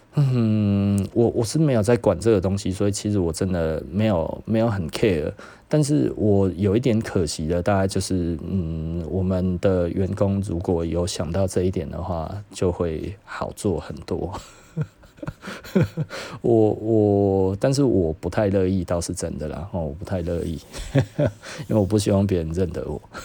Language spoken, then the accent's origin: Chinese; Taiwan; 我们台湾人